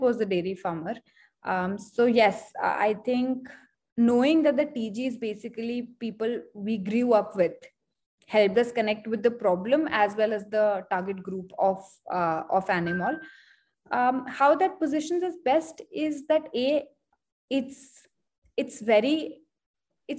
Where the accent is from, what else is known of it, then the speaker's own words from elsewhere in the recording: Hisar, Haryana, India; I come from Hisar